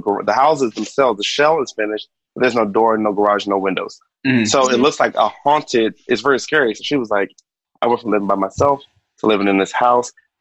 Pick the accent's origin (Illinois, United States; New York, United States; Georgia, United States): New York, United States; I am from New York. I am Caribbean